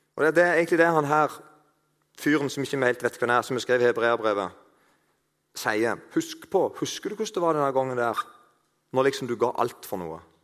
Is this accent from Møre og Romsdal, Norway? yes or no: no; Eiken, Agder, Norway; moved away; Jeg kommer fra plass til Eiken. Der snakker de ikke helt sånn, men det ligner litt.